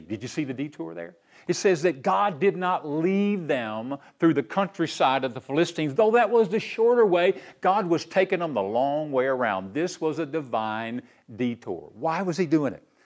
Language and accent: English; Knoxville, Tennessee, United States; I grew up right here in Knoxville, my hometown